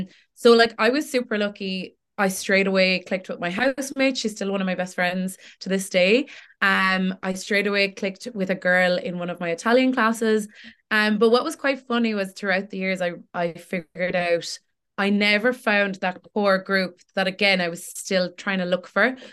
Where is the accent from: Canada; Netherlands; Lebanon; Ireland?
Ireland; Tipperary, Munster; also born or lived in Cork; I'm born and raised in Tipperary.